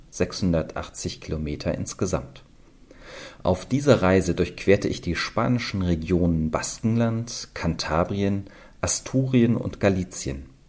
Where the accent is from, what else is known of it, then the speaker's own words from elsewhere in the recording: Eisenach, Thuringia, Germany; komme gebürtig aus Eisenach in Thüringen